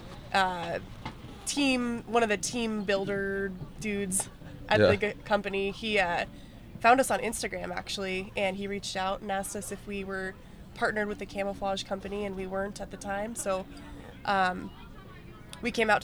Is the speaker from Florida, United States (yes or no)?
no; Montana, United States; I'm born and raised out there